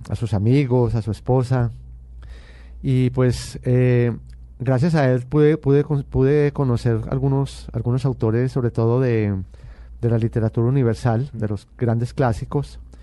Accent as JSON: {"language": "Spanish", "town": "Medellín", "region": "Antioquia", "country": "Colombia", "tie": "born or raised there", "said": "yo nací en Medellín y pertenezco a, una familia paisa muy tradicional"}